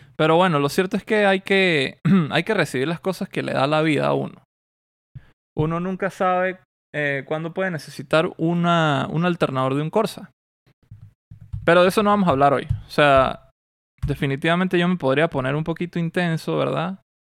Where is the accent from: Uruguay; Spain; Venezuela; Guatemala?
Venezuela; Mérida; moved away; Mérida, donde yo nací y de donde yo soy, donde viví gran parte de mi vida